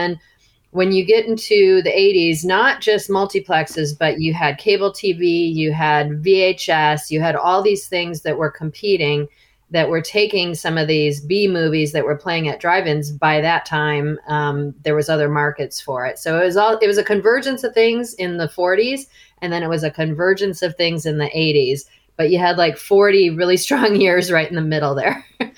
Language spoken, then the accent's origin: English; Chicago, Illinois, United States; I grew up in the Chicago area